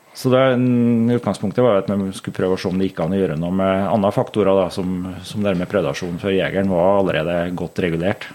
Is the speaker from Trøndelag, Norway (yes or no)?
yes; Lierne, Trøndelag, Norway; also born or lived in Meråker / Levanger / Grong; Jeg er jo født og oppvokst her i Lierne